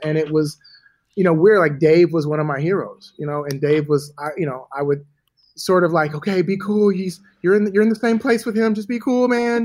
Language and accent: English; Los Angeles, California, United States; also born or lived in Atlanta; I'm from LA. I'm from Hollywood